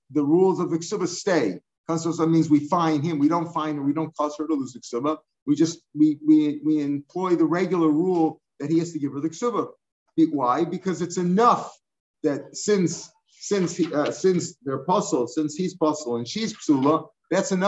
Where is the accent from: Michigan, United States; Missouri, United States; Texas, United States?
Missouri, United States; St. Louis; when I grew up in St. Louis, almost all the Orthodox shuls, the parking lots were packed on Shabbos